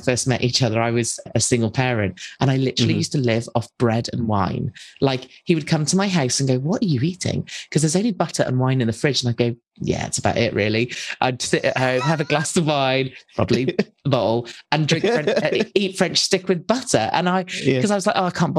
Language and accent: English; United Kingdom; some crazy British woman